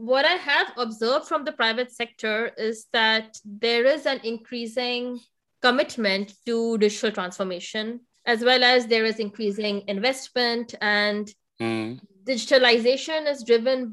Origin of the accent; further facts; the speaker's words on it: India; also born or lived in United States; now in Germany; India, which is my home country